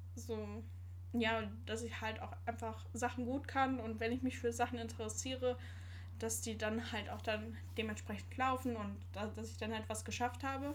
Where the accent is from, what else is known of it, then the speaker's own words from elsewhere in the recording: Sauerland, North Rhine-Westphalia, Germany; moved away; Also, ich komme gebürtig aus dem Sauerland. Das ist in Nordrhein-Westfalen.